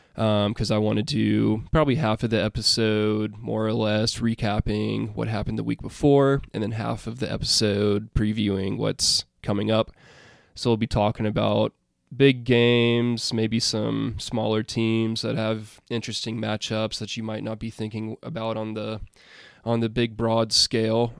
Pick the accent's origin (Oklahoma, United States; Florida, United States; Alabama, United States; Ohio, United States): Alabama, United States; I am from Alabama